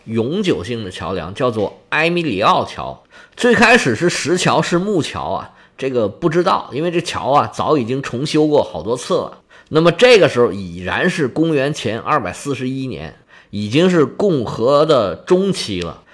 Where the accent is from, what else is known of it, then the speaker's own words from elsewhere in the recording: China; 我们中国人